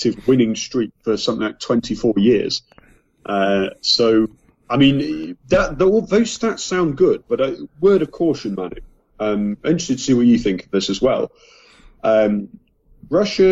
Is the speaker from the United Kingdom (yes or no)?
yes; England, United Kingdom; as an Englishman